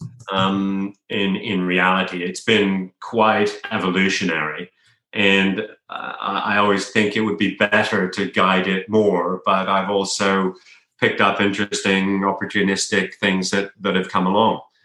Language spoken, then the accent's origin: English; United Kingdom; also born or lived in United States / France; I grew up for the most part in the UK